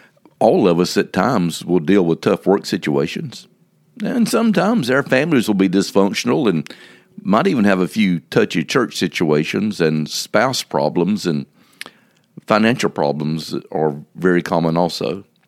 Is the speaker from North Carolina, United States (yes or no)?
no; South Carolina, United States; Now, growing up in the Sand Hills of South Carolina, there was an old saying that I'm familiar